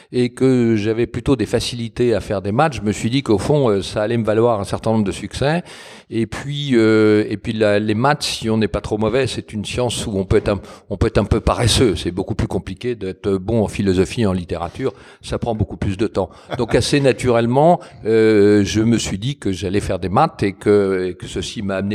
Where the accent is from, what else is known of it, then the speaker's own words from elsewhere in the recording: Paris, Île-de-France, France; moved away as an adult; je suis finalement, euh, d'un point de vue de l'éducation, un pur parisien. J'ai fait euh, toutes mes études et quand j'ai quitté Paris, c'est pour aller à l'étranger. Donc, je, me revendique plutôt parisien, mais j'ai du côté de ma mère des ascendants normands et du côté de mon père des ascendants lyonnais